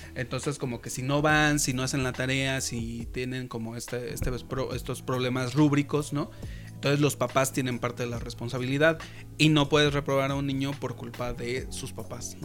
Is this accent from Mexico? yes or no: yes; Mexico City, Mexico; moved away; yo también soy de Iztapalapa